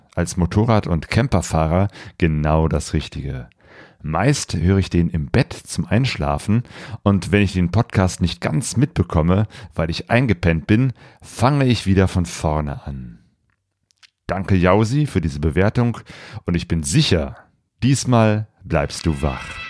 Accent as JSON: {"language": "German", "area": "Bergisches Land", "region": "North Rhine-Westphalia", "country": "Germany", "moved": "yes", "lives_now": "Ruhr area, Germany", "said": "Ich lebe jetzt seit auch ungefähr 25 Jahren im, äh, im Ruhrpott. komme ursprünglich aus dem Bergischen Land"}